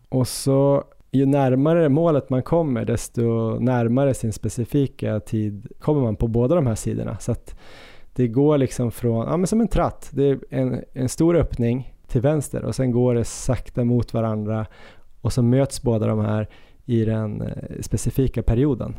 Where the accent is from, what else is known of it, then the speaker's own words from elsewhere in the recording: Östersund, Jämtland, Sweden; moved away; när jag växte upp i Östersund